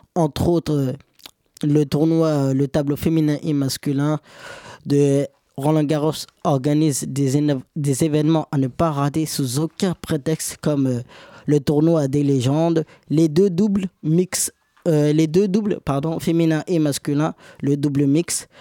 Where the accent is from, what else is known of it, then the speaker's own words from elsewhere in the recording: Senegal; moi je suis sénégalais